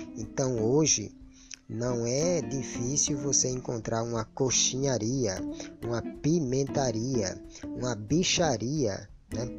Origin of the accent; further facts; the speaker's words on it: Brazil; first language Portuguese; a nossa língua materna, a língua portuguesa, ou por que não dizer a nossa língua brasileira. Afinal de contas, a língua falada aqui no Brasil